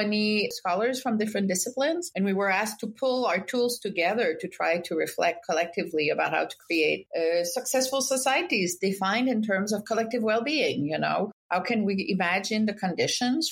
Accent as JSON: {"language": "English", "region": "Quebec", "country": "Canada", "tie": "born or raised there", "also_born_or_lived": "France", "moved": "as an adult", "lives_now": "Boston, United States", "said": "I grew up in Quebec during the peak of the independence movement"}